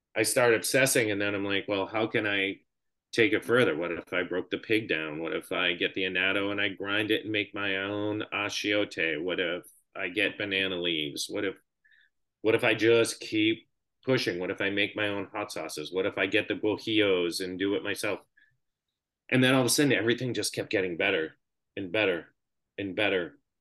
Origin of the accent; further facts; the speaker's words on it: Boston, Massachusetts, United States; moved away as an adult; also born or lived in Los Angeles; I grew up in Boston.